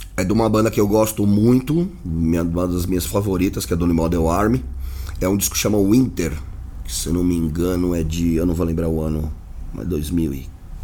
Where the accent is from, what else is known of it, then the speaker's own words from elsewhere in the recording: Santos, São Paulo, Brazil; now in São Paulo, Brazil; a gente cresceu em Santos